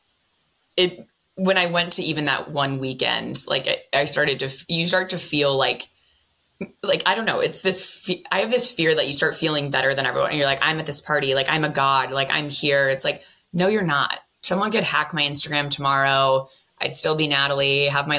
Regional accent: San Francisco, California, United States; I'm from San Francisco

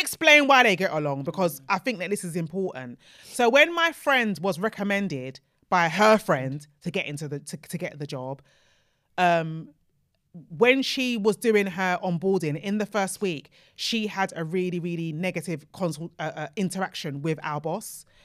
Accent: Nigeria; as a Nigerian

